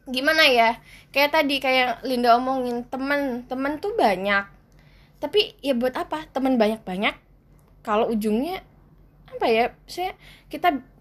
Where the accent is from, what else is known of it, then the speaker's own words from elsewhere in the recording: Java, Indonesia; accent: medok (Javanese); aku ki aku ki wong Jawa dan aku medok ngomong bahasa Indonesia jadi aku merangkai